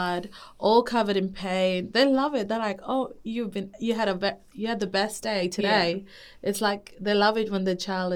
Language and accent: English; Papua New Guinea; now in Darwin, Australia; I am from Papua New Guinea. I grew up in the mountains